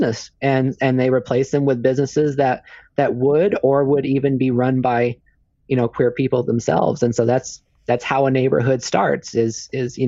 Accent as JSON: {"language": "English", "region": "California", "country": "United States", "tie": "born or raised there", "said": "I grew up in California, and I used to go back and forth to San Francisco a lot"}